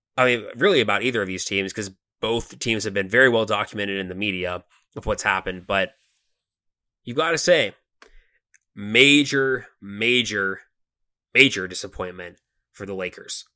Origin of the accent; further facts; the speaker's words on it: Atlanta, Georgia, United States; We're from Atlanta